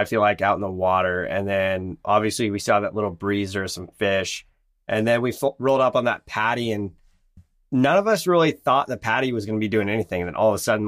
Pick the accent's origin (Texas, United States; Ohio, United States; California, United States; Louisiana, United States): California, United States; San Diego; I am from San Diego